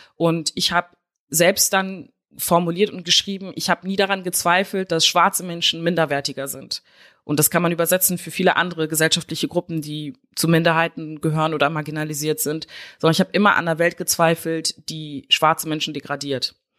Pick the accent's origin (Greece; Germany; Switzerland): Germany; West Germany; ich bin halt in Westdeutschland aufgewachsen